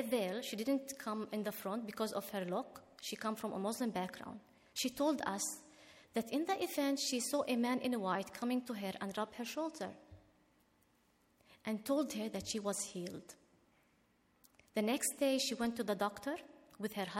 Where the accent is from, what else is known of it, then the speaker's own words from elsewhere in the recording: Israel; English is a second language; As an Arab Israeli